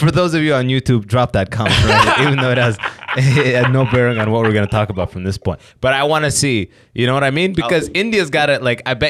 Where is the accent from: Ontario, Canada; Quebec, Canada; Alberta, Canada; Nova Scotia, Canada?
Ontario, Canada; London; I just grew up around I grew up in London, Ontario.